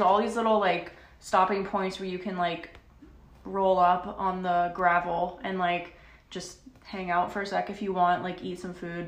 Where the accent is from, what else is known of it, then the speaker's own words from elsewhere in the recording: Florida, United States; now in Nashville, United States; we're both from Florida